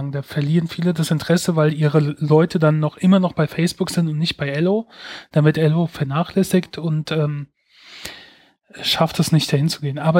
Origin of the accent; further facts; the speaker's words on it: Mainz, Rhineland-Palatinate, Germany; Ja, ich bin aus Mainz. Das wollte er nämlich wissen. Äh, in Mainz geboren, Mainz aufgewachsen. Ähm, und bisher immer wieder hierher zurückgekommen.